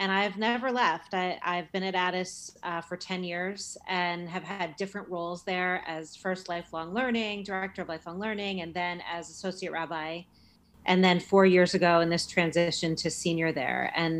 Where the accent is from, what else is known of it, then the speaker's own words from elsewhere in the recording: New York, United States; moved away as an adult; also born or lived in New Haven, Connecticut; I'm a New Yorker, and leaving New York was really hard.